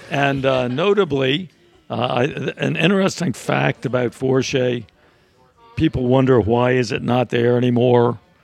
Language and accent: English; Northern Virginia, United States; moved away as an adult; now in New Orleans, United States; I grew up in Northern Virginia.